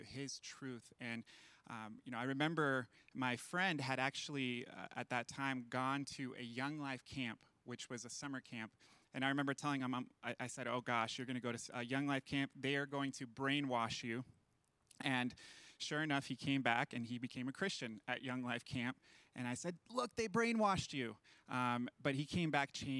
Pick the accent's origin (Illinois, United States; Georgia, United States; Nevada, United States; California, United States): Nevada, United States; Las Vegas; also born or lived in Venezuela; my mom, my brother, and I moved from Venezuela to Las Vegas when I was 6 years old